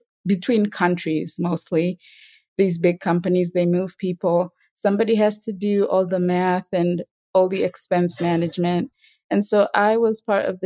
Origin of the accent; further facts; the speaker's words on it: Tanzania; moved away as an adult; I grew up in Tanzania